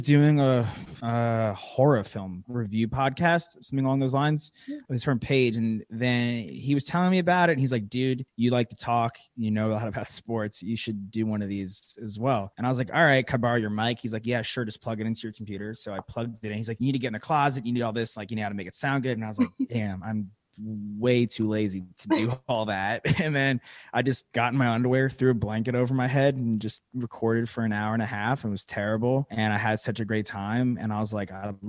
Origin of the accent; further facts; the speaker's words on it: Merrick, New York, United States; 26, from Merrick, New York, same town as these lovely ladies